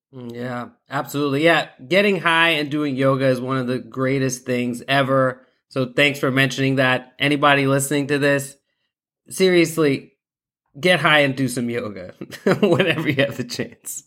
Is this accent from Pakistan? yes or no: yes; Pakistan; I'm I'm Pakistani. That's definitely been uh, you know within my culture uh, since childhood.